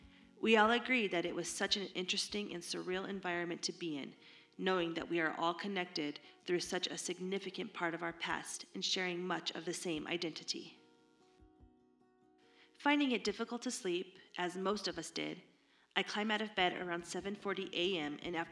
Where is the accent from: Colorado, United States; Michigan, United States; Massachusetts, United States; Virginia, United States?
Colorado, United States; I had your typical childhood growing up in the Colorado suburbs, riding bikes with neighborhood friends, participating in all of the various peewee sports programs, arguing and teasing my sisters, and of course being taught that there is no other team than the Denver Broncos.